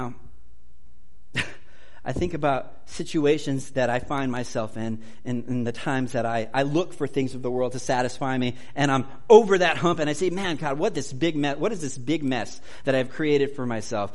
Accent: United States; I'm an American.

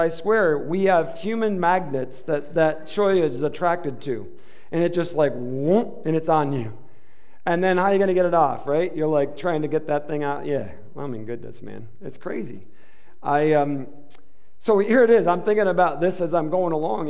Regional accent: Michigan, United States; now in Arizona, United States; I'm from Michigan, and we don't have cactus

